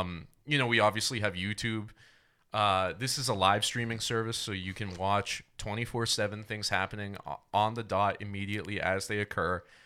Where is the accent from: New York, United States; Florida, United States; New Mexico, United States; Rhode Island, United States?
Rhode Island, United States; now in Austin, United States; I'm from Rhode Island